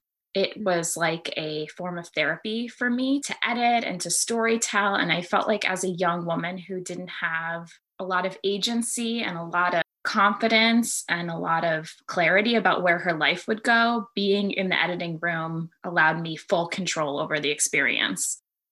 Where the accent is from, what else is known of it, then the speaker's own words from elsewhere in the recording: United States; I'm an Army brat. I grew up all over the United States. My parents ended up settling down in my mom's hometown of Buffalo, New York, which is actually where I live now.